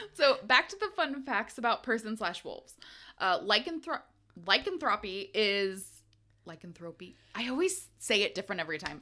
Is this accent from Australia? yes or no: no; United States; growing up in America in our age